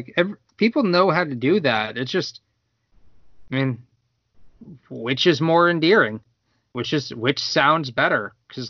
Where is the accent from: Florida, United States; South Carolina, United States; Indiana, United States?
Florida, United States; Winter Park; growing up in Winter Park